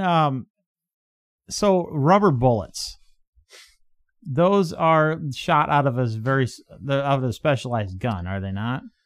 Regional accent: Midwest, United States

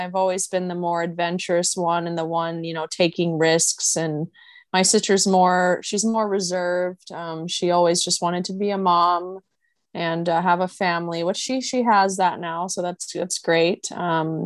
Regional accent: suburb of Portland, Oregon, United States; moved away as an adult; also born or lived in Florida / California; now in Honolulu, United States; So I was born in Portland, Oregon, and I grew up in a suburb of Portland called Westland, Oregon. So that's kind of where I was until the age of 18.

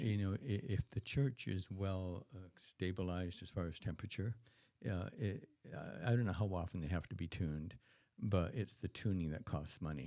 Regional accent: Canada; as a Canadian

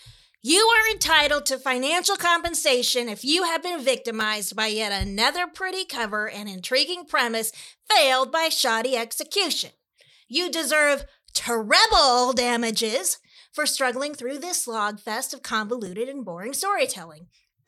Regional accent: Michigan, United States; Because I was born in Michigan, grew up there, and went to college there. I have family in cherry country, too.

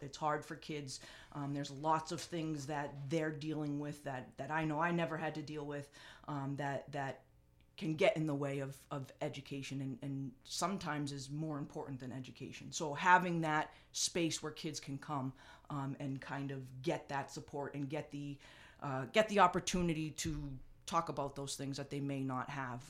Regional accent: North Andover, Massachusetts, United States; the community that, uh, I grew up in and, and had a chance to, um, give back to the town that gave so much to me

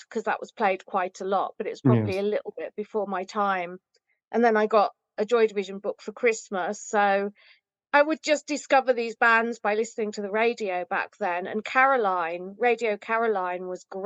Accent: Rugby, West Midlands, United Kingdom; So I went to Rugby Library, where I grew up in Rugby

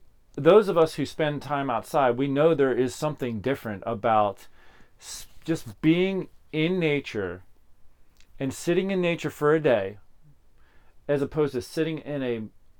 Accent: Pennsylvania, United States; I grew up in Pennsylvania.

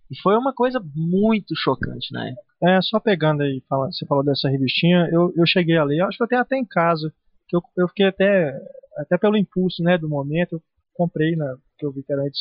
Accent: Minas Gerais, Brazil; accent: Minas; vocês têm sotaque e tal, de Minas e tal, mas agora tem uma de São Paulo aqui.

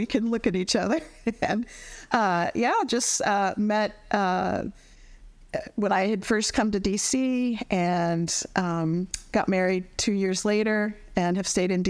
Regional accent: Colorado, United States; now in Washington, D.C., United States; I grew up in Colorado

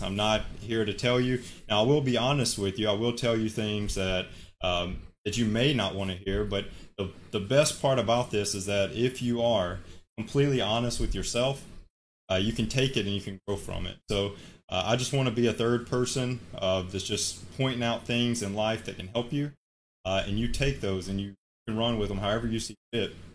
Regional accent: Alabama, United States; moved away as an adult; now in Hawaii, United States; I'm from Alabama, currently living in, in Hawaii, work out here

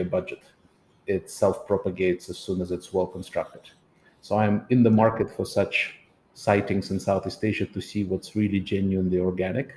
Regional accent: Saint Petersburg, Russia; my hometown of St. Petersburg

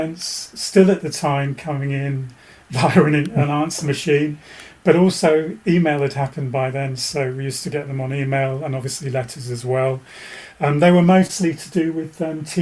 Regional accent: Bedfordshire, East of England, United Kingdom; now in West Country, United Kingdom; I grew up in Bedfordshire. So, used to watch Anglia then

